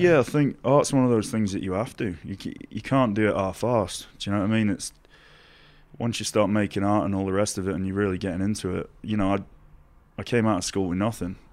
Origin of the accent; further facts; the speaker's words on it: Doncaster, Yorkshire and the Humber, United Kingdom; it's where I'm from. It's, it's the way that I've been brought up